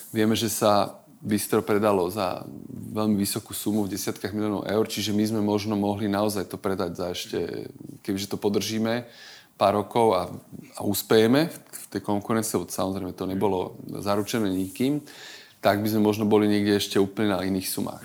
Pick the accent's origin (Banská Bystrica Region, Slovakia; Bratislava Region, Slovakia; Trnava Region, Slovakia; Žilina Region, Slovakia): Žilina Region, Slovakia; Žilina; moved away; som z Žilinčan pôvodne